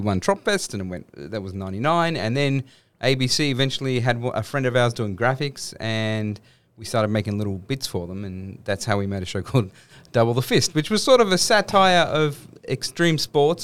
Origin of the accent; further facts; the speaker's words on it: Sydney, New South Wales, Australia; I was born in Blacktown Hospital in the western suburbs of Sydney, mm-hmm. and then grew up in a suburb called St Clair